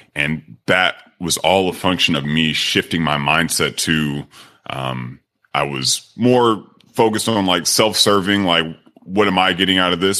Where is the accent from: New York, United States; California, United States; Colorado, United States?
California, United States; Sacramento; moved away as an adult; also born or lived in Miami; I'm originally from Sacramento, California, I grew up playing a lot of sports